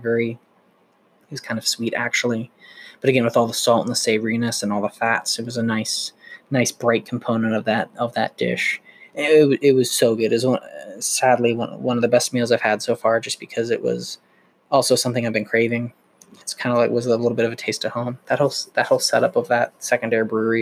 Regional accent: United States; we're Americans

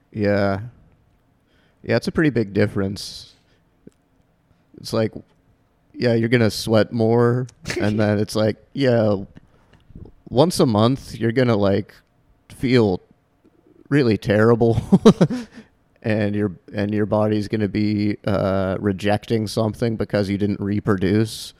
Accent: Half Moon Bay, California, United States; I grew up in an, uh, Half Moon Bay, home of the Half Moon Bay Pumpkin Festival

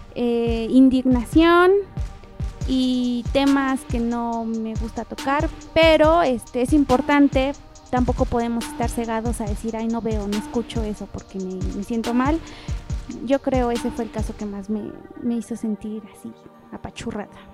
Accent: Puebla, Mexico; Yo soy poblana.

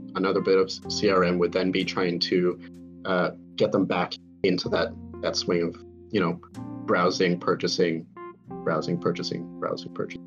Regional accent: United States; accent: American; I have an American accent

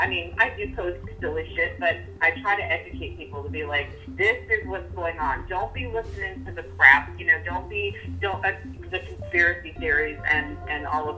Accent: New York, United States; I'm a New Yorker

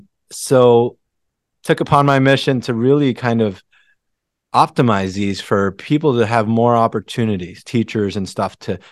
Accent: Philippines; moved away; I came from the Philippines with an immigrant family, and my dad was really the breadwinner for the family.

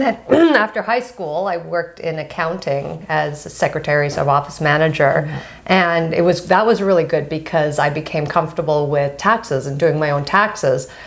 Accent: Ottawa, Ontario, Canada; now in Montreal, Canada; I'm born and raised in Ottawa

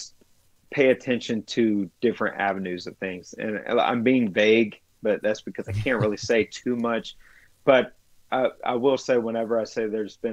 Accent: the South, United States; I grew up in the South

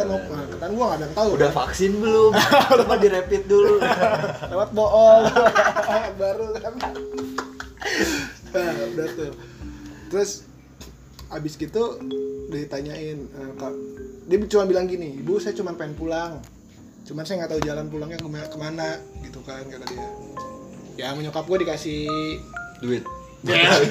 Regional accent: Bogor, West Java, Indonesia; nggak kayak kita Sunda Bogor lah gitu iya Sunda Bogor kas, agak-agak kasar

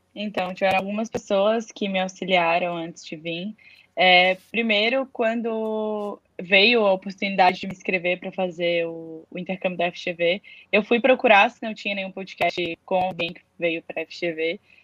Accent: Florianópolis, Santa Catarina, Brazil; moved away as an adult; now in São Paulo, Brazil; eu vivi a minha vida inteira em Floripa, no mesmo apartamento, então eu nunca tinha ido, é, nunca morei em outro lugar

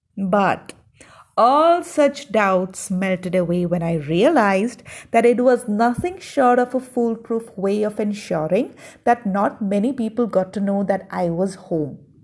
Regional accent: South India, India; I grew up in the South

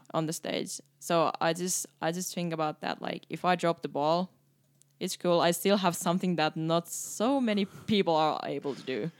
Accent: Finland; English is a second language; moved away as an adult; now in Canada; I start to really appreciate more my home country when I start to travel more.

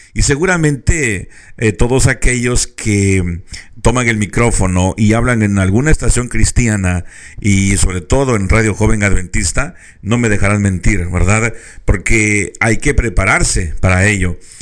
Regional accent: Mexico; now in California, United States; muchos mexicanos eh, hemos tomado lugar otra vez de California

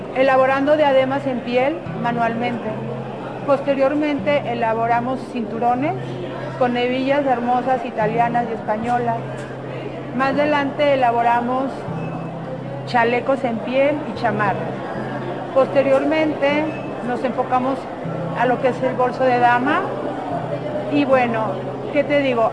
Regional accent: Mexico; Como mujer mexicana

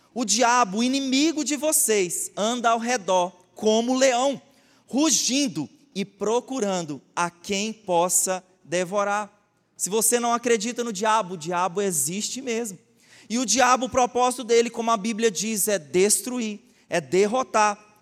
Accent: Goiás, Brazil; Eu sou goiano

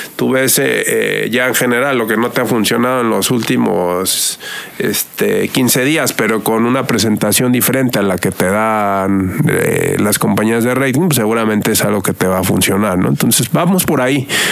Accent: Mexico; somos el país de América Latina que más consume radio y digital

